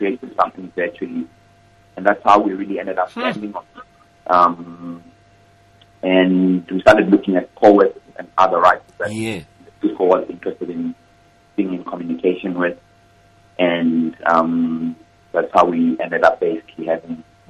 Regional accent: Johannesburg, Gauteng, South Africa; I grew up in Troyville, the St. Mary's of Johannesburg

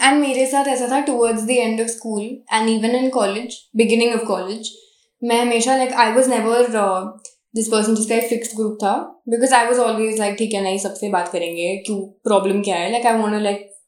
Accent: Jabalpur, Madhya Pradesh, India; moved away; ये तो मेरा शहर है. यहाँ पे तो मैं पैदा हुई हूँ, रही भी हूँ कुछ साल

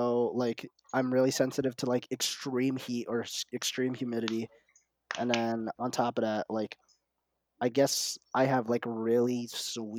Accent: Philippines; moved away; I'm from the Philippines.

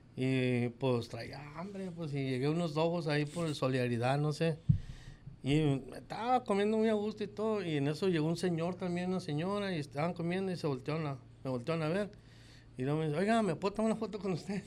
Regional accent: Guadalajara, Jalisco, Mexico; moved away as an adult; now in Hermosillo, Mexico; yo nací en el 68 en Guadalajara, Jalisco. Y nomás de que cuando llegué aquí, como llegué el 87, el 88 con el 89 me quedé a vivir aquí

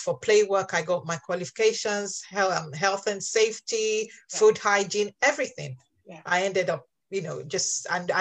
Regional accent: Nigeria; moved away as an adult; now in England, United Kingdom; I actually grew up, my first 18 years were spent in Nigeria

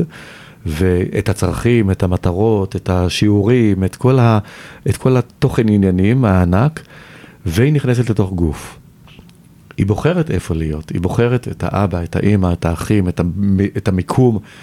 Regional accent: Tel Aviv, Tel Aviv District, Israel; moved away as an adult; also born or lived in Paris, France; גדלתי ברמת החייל, שזה שכונה של תל אביב

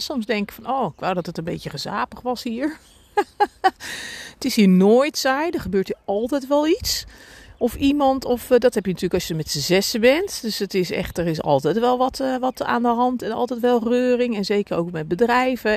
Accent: Reeuwijk, South Holland, Netherlands; ik ben in Reewijk geboren, getogen en even weggegaan en weer teruggegaan

